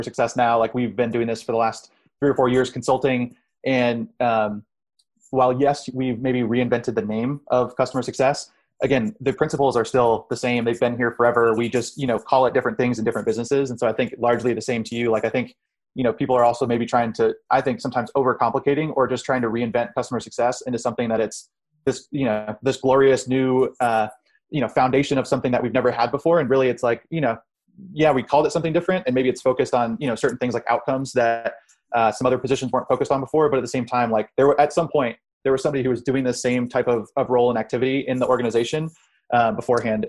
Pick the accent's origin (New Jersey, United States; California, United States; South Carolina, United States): South Carolina, United States; Hilton Head; I grew up in Hilton Head, South Carolina